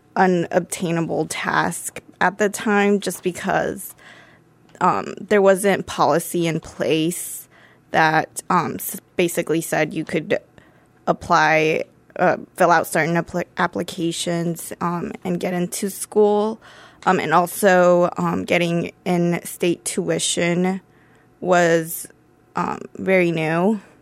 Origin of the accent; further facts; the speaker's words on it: Dublin, Ohio, United States; I grew up in Dublin, Ohio